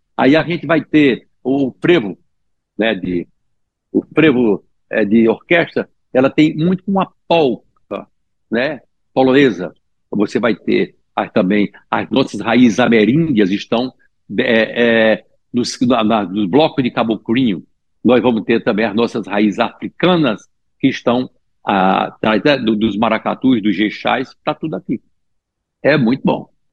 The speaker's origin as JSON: {"language": "Portuguese", "region": "Pernambuco", "country": "Brazil"}